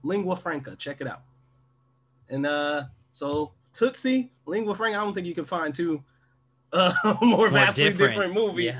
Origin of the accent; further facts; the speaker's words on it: Cleveland, Ohio, United States; I'm from Cleveland